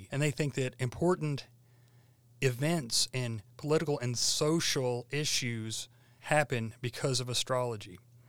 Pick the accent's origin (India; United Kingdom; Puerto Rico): India; I grew up in India, where many people lived by the local flavor of astrology.